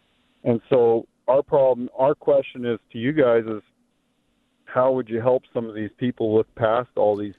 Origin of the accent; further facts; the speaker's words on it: Lisims, British Columbia, Canada; now in Alaska, United States; Well, I'm in Alaska, but I'm originally from Canada, but I'm not really from Canada. We're from an area called the Lisims, which is between right by south of Alaska there in Canada.